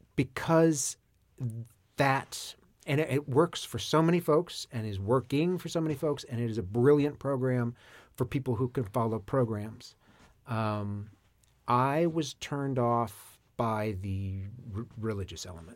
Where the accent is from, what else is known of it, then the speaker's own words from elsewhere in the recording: Maine, United States; I grew up in Maine.